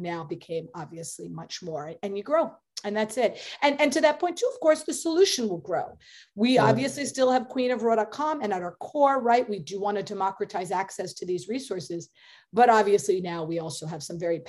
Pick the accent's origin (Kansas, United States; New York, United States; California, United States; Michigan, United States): New York, United States; Obviously I'm a New Yorker